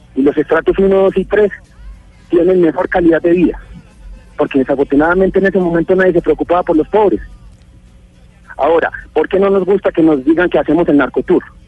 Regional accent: Medellín, Antioquia, Colombia; decimos en Medellín

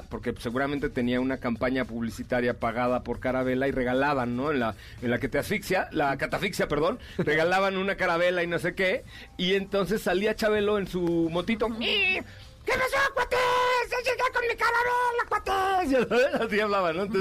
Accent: Mexico; Ese, yo soy puro mexicano.

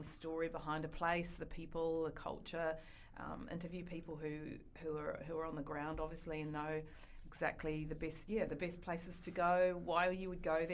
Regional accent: New Zealand; accent: Kiwi; moved away as an adult; now in Australia; I'm an Australian citizen, but I do originate from New Zealand.

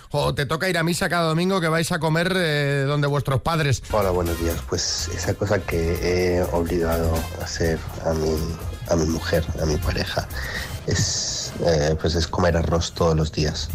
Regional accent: Colombia; now in Andalusia, Spain; soy colombiano y, nosotros comemos arroz blanco todos los días

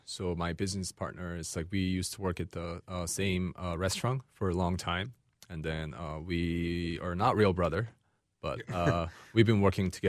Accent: Seattle, Washington, United States; moved away as an adult; Then I was going to go back to Seattle. I'm from Seattle, Washington.

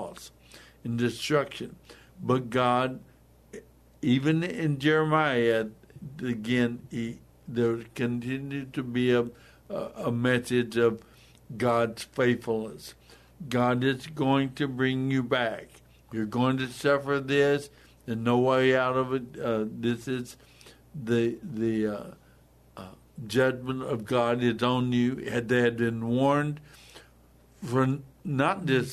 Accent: United States; us as American believers

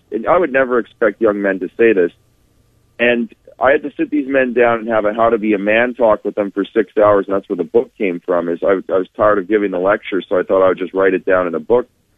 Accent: Winnipeg, Manitoba, Canada; I'm from Winnipeg.

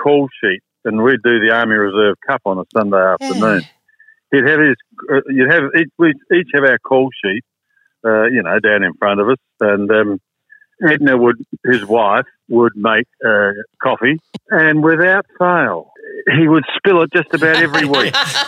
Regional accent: South Australia, Australia; And I came over from South Australia and he asked me to take over hosting World of Sport

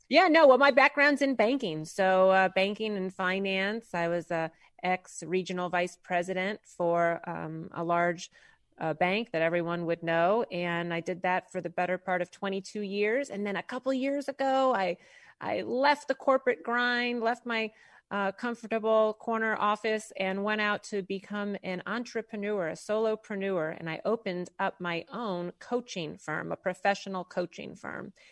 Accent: St. Louis, Missouri, United States; now in Maitland, United States; originally born and raised in Saint Louis, Missouri. So, Midwest girl at heart

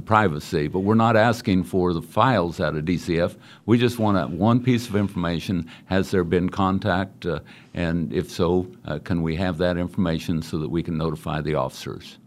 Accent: Great Bend, Kansas, United States; I was born and raised in Great Bend, Kansas

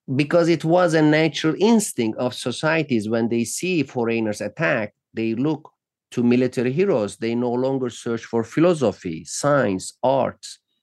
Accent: Turkey; moved away as an adult; now in United States; since I grew up in Turkey

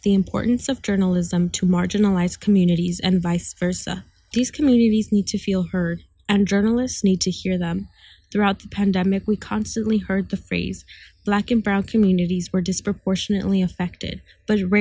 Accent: New York City, New York, United States; I was born and raised in Corona, Queens, and I have lived here all my life.

